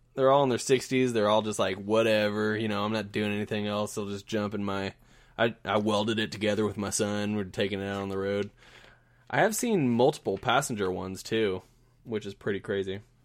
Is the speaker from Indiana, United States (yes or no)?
yes; Southern Indiana, United States; now in Kansas City, United States; I'm from Southern Indiana where everybody's sort of, like, waving at each other